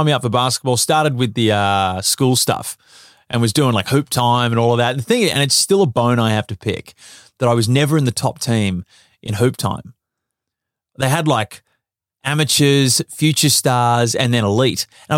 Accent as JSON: {"language": "English", "town": "South Melbourne", "region": "Victoria", "country": "Australia", "tie": "born or raised there", "said": "MZAC, South Melbourne."}